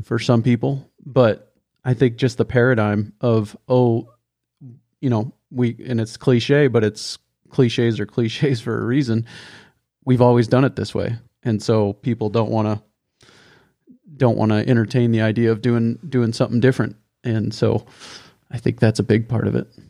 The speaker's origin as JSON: {"language": "English", "region": "the West", "country": "United States", "said": "being from the West where we use more acres than, than they do in Missouri and Minnesota"}